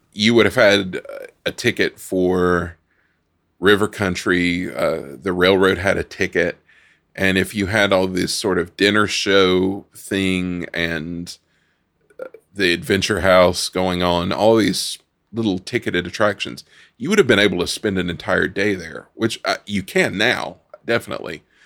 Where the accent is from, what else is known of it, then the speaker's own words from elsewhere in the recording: North Carolina, United States; we grew up in North Carolina going up to the Cherokee Reservation